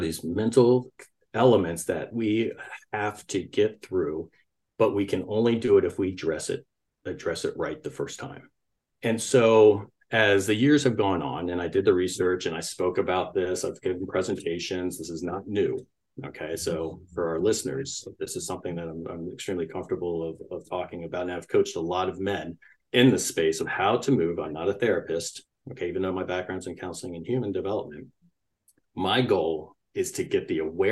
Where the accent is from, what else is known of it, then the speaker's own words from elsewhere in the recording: Washington, District of Columbia, United States; I grew up in Washington, D.C.